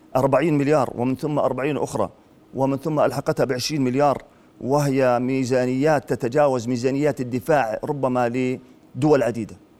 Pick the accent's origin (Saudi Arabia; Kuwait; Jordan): Jordan